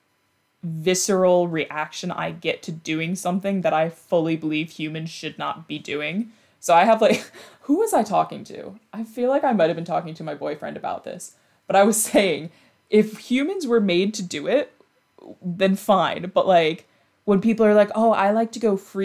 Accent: New York, United States; born and raised in New York

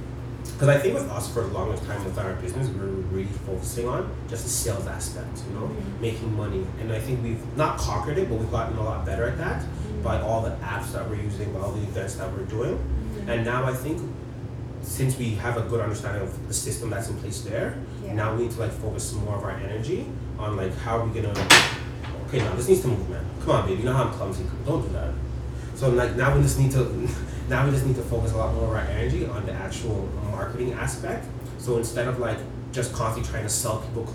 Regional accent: Toronto, Ontario, Canada; we're from Toronto

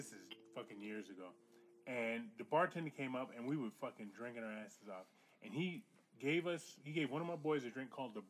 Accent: Northeast, United States; so I'm from the Northeast.

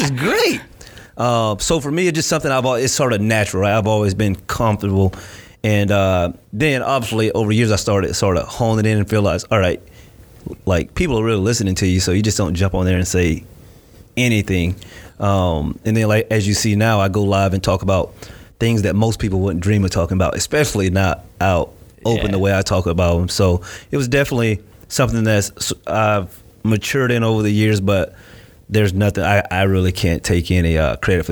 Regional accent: Winter Haven, Florida, United States; moved away as an adult; also born or lived in Miami, Florida; now in Gainesville, United States; I was born and raised in Winter Haven, Florida

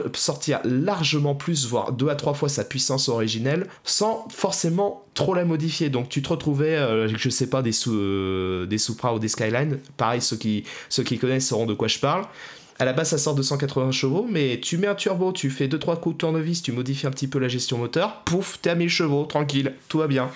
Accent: France; chez nous en France

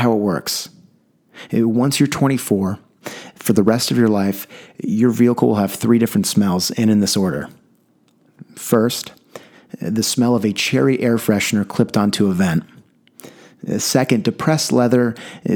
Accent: San Diego, California, United States; growing up in San Diego

